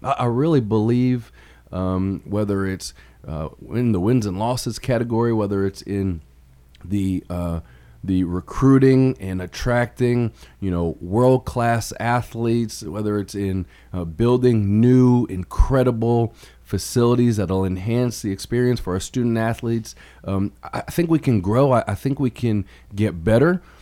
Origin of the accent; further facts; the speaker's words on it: Chicago, Illinois, United States; moved away as an adult; also born or lived in New York / Hollywood, Florida / Louisiana; now in Murfreesboro, United States; So I was born in New York, but I really grew up in Chicago.